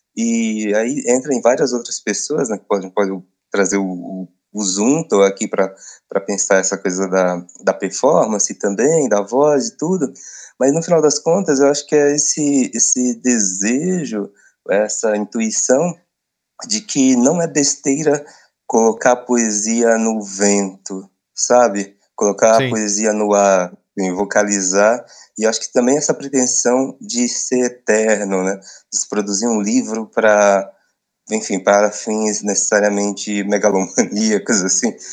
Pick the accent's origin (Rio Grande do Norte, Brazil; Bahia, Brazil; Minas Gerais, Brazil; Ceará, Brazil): Bahia, Brazil; Barreiro; moved away; also born or lived in São Paulo; minha terra natal, assim, para a roça